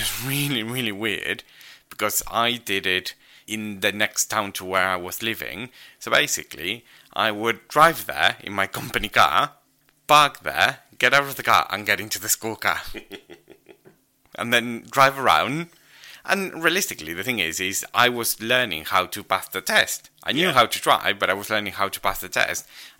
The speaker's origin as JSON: {"language": "English", "country": "Argentina", "tie": "born or raised there", "second_language": "English", "said": "maybe it's because I grew up in Argentina, so for me, the Argentinian ones kind of make sense and the British don't."}